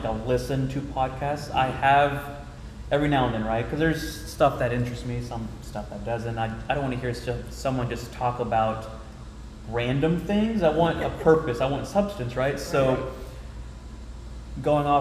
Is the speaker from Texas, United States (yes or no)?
yes; Royse City, Texas, United States; now in Plano, United States; When I was a little boy, a little country kid, I'm from Roy City, Texas.